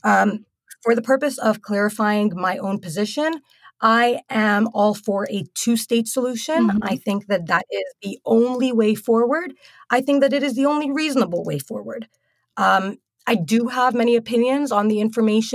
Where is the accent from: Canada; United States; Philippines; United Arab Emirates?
United Arab Emirates; moved away; growing up in the United Arab Emirates